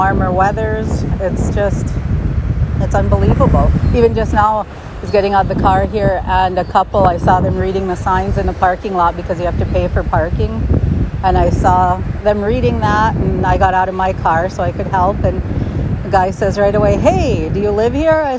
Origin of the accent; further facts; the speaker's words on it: Upper Peninsula of Michigan, United States; I said, UP